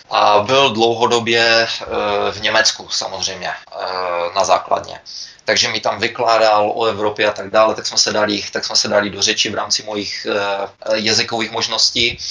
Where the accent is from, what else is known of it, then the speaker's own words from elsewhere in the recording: Czechia; moved away as an adult; also born or lived in United States; now in Canada; za těch 20 let, co jsem pryč, nebo přes 20 let, co jsem pryč z Čech